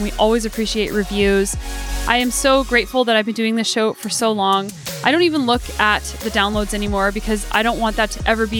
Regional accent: United States; moved away as an adult; also born or lived in Colorado; now in Canada; I feel like I'm an American.

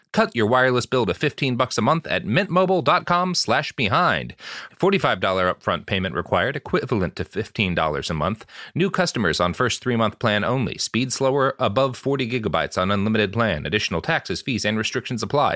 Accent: Texas, United States; I, I grew up in Texas

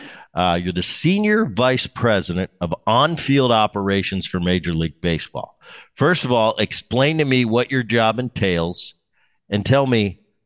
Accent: Philadelphia, Pennsylvania, United States; Some of my greatest memories was growing up in Philadelphia, watching those teams with, you mentioned, Luzinski and Rose and Schmidt and Carlton.

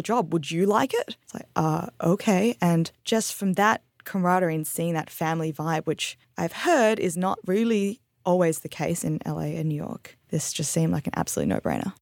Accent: Perth, Western Australia, Australia; moved away as an adult; also born or lived in Singapore; now in Nashville, United States; we emigrated to Australia when I was about three or four and lived there till I was nineteen

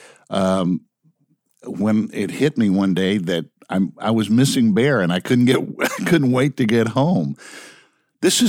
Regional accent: Dallas, Texas, United States; also born or lived in New York City; now in Los Angeles, United States; I grew up in the Dallas-Fort Worth area.

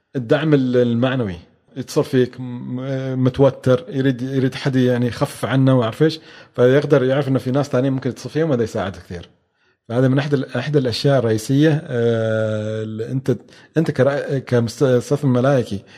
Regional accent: Oman; إحنا حالياً عندنا في عمان

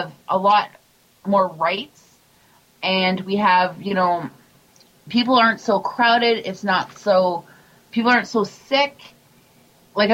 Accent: Canada; I'm proud Canadian

